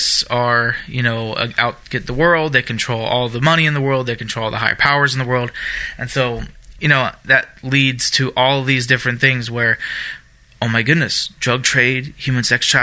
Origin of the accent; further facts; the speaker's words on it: Germany; moved away; I grew up in Germany. I lived in Germany most of my younger years